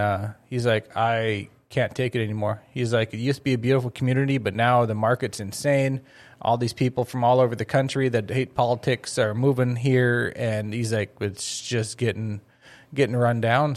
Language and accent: English; Crookston, Minnesota, United States; moved away as an adult; I was growing up in Crookston